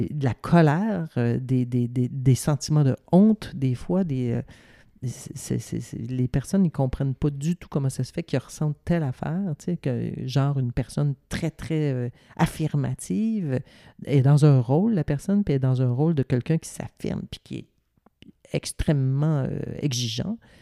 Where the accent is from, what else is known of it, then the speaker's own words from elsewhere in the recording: Ville-Marie, Quebec, Canada; also born or lived in Sainte-Adèle; à Ville-Marie dans mon village natal